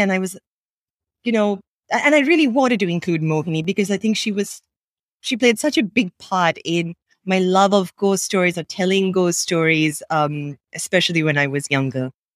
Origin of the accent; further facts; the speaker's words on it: Sri Lanka; English is a second language; also born or lived in Bay Area, United States; I grew up in Sri Lanka, um, speaking English as a second language